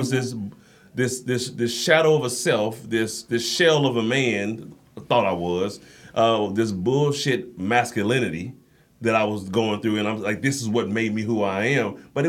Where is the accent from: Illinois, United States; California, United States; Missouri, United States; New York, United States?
Missouri, United States; Kansas City; Kansas City, Missouri.